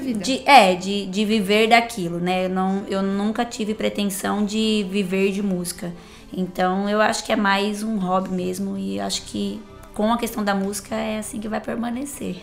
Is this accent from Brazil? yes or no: yes; Brotas, São Paulo, Brazil; eu sou de Brotas, não é porque eu sou brotense